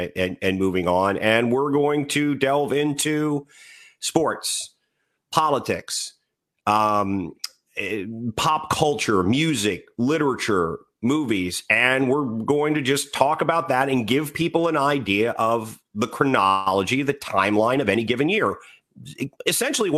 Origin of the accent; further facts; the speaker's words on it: Washington, District of Columbia, United States; I grew up in the Washington, D.C. area, history all around me